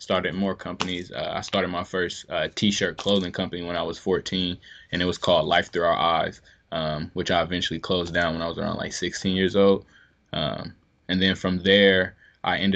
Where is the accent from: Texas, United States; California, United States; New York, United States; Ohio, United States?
Ohio, United States; Columbus; also born or lived in Bluefield, West Virginia; me and my family, we moved here from Bluefield, West Virginia in 2000. And from there, we lived on the south side of Columbus for a couple years